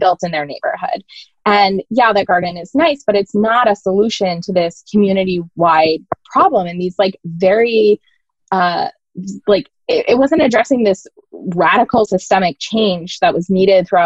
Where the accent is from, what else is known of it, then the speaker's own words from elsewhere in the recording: Maine, United States; moved away as an adult; also born or lived in New Orleans; I grew up in Maine, so very, very into the environment here